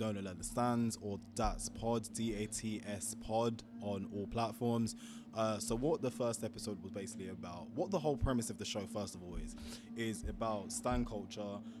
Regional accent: London, United Kingdom; I'm from London, London, England, that is.

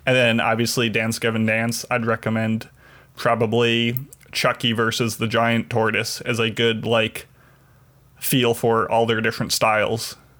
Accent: Chicago, Illinois, United States; my hometown Chicago

